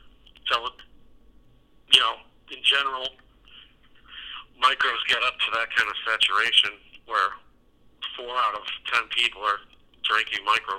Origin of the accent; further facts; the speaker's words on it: Chicago, Illinois, United States; also born or lived in Munster, Indiana; I'm considered a Chicagoan that just brews in Indiana, if you ask anyone downstate.